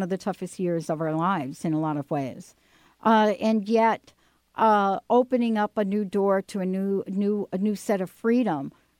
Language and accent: English; New York City, New York, United States; born there; Yeah, I was born in the Bronx.